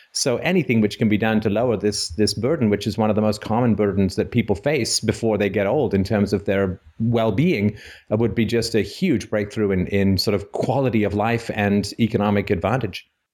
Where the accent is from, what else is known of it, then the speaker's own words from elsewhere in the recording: Canada; I'm from Canada